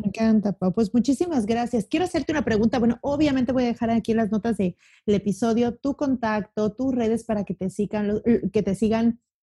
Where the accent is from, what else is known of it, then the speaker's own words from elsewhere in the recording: Mexico City, Mexico; now in Cancún, Mexico; Yo soy de la Ciudad de México, me, cambié a Cancún.